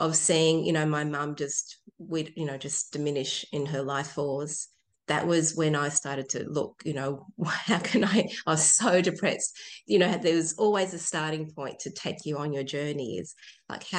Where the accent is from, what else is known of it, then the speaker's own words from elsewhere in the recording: Chile; now in Tasmania, Australia; I was born in Chile